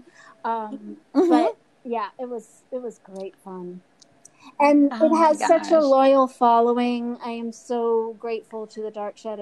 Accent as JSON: {"language": "English", "town": "Newport", "region": "Rhode Island", "country": "United States", "tie": "born or raised there", "said": "I grew up in Newport, Rhode Island"}